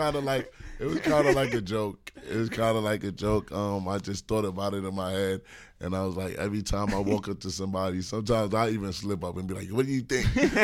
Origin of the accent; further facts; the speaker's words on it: New York City, New York, United States; I'm from Brooklyn.